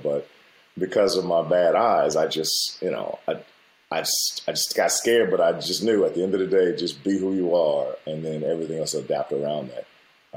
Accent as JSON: {"language": "English", "country": "United States", "said": "I grew up the way I grew up with my family and being Black American"}